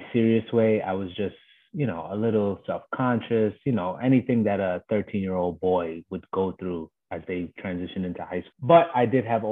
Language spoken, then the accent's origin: English; New York City, New York, United States; moved away as an adult; now in Washington, D.C., United States; I'm from Brooklyn, born and raised in Bushwick